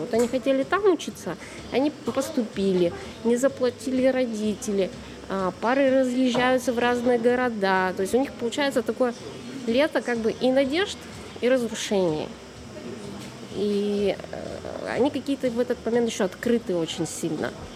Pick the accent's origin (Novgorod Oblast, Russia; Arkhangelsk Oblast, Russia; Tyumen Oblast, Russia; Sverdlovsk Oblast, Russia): Tyumen Oblast, Russia; Tyumen; Я же из Тюмени, я далеко.